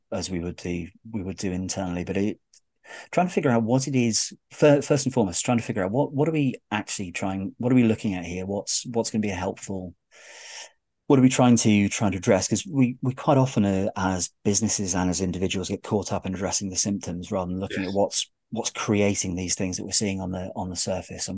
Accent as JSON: {"language": "English", "country": "United Kingdom", "said": "I'm terribly British"}